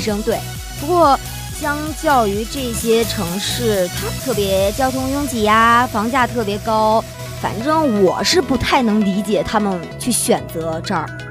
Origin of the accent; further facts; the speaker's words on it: northern China, China; 身为一个北方人